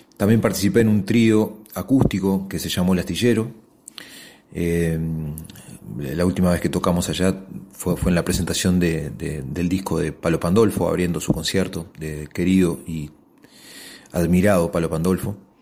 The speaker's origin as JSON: {"language": "Spanish", "region": "Montevideo", "country": "Uruguay", "said": "yo soy montevideano"}